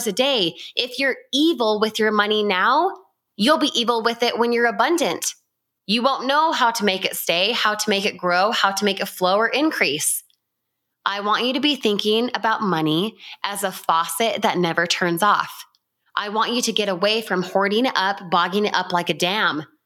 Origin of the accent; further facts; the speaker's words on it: Utah, United States; I grew up in Utah